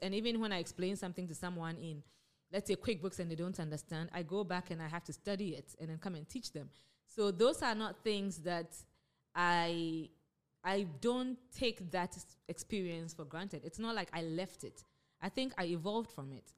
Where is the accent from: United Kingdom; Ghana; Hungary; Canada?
Ghana; moved away as an adult; also born or lived in United States; I grew up in Ghana, I went to Wesley Girls